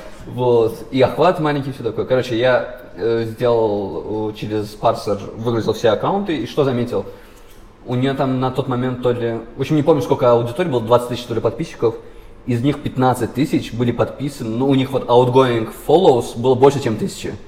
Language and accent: Russian; Baku, Azerbaijan; я сам из Баку